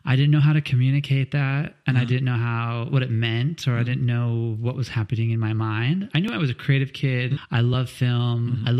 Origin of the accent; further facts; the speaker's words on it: Los Angeles, California, United States; moved away; growing up in Los Angeles, I think that I was 4 when I started hustling.